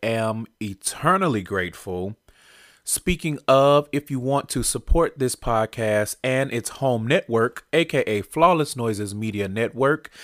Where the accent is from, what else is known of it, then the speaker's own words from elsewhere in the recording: Houston, Texas, United States; moved away as an adult; now in Seattle, United States; Houston was my hometown and I've never lived anywhere else